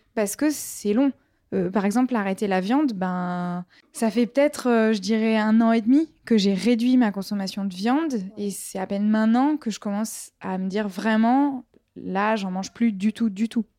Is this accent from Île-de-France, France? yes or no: no; Marseille, Provence-Alpes-Côte d'Azur, France; moi je viens de Marseille